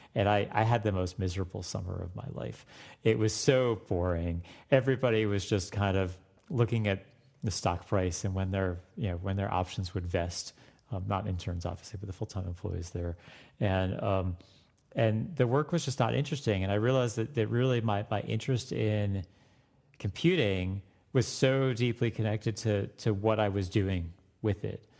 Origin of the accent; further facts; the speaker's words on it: Florida, United States; I grew up in Florida